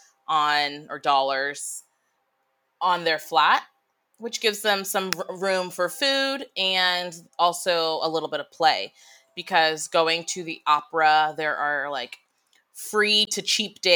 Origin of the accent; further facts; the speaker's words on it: United States; moved away as an adult; now in Budapest, Hungary; Me being the American woman